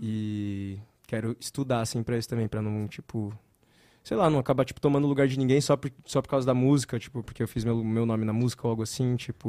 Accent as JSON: {"language": "Portuguese", "region": "São Paulo", "country": "Brazil", "moved": "yes", "said": "Eu sou daqui de São Paulo."}